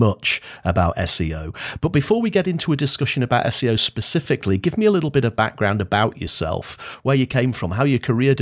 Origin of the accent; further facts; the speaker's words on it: Blackpool, North West England, United Kingdom; now in Edinburgh, United Kingdom; I was born and bred in Blackpool